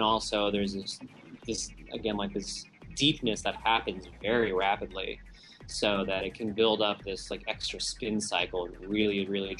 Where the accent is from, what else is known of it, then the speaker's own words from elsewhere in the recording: California, United States; also born or lived in Hawaii; oh, I was from Hawaii and I grew up in California, I must surf.